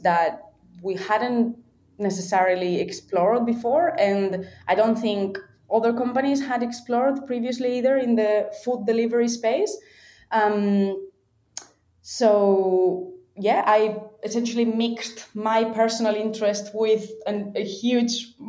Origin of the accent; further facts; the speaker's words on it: Valencia, Valencian Community, Spain; moved away as an adult; also born or lived in Melbourne, Australia; I'm from Valencia in Spain